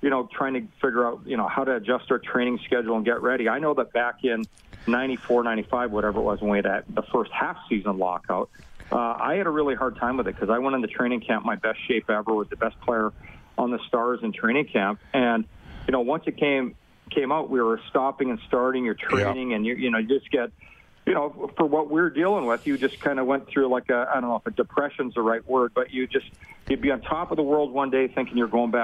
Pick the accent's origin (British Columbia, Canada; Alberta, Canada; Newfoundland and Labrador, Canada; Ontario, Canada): Alberta, Canada; Edmonton; I grew up in Edmonton